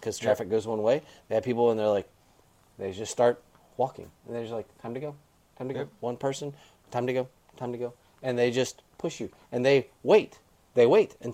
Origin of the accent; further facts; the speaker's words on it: Florida, United States; The reason FTR is my series is because it's my home state